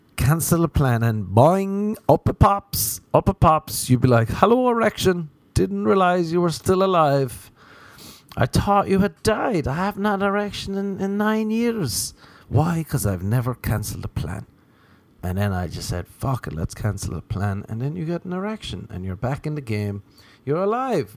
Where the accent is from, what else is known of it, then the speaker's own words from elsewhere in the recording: Ireland; now in Los Angeles, United States; as an Irishman